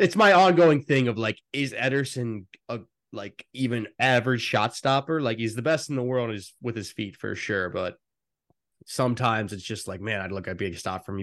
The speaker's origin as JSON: {"language": "English", "country": "United States"}